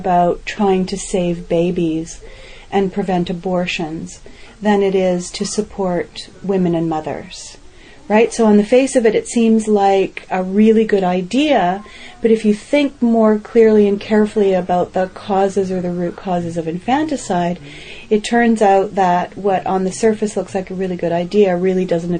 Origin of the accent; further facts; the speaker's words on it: Canada; I was interviewed because I'm a Canadian expert on infanticide